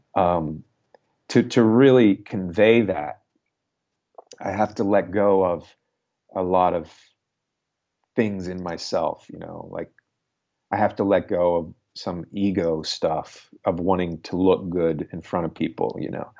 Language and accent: English; United States; as an American